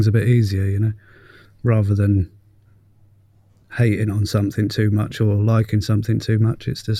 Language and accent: English; Cambridge, East of England, United Kingdom; I'm a cartoonist, mixed media artist from Cambridge, UK.